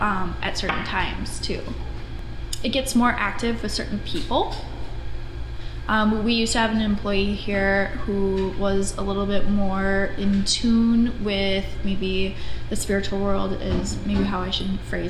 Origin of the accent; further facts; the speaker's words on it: Anoka, Minnesota, United States; I grew up in Anoka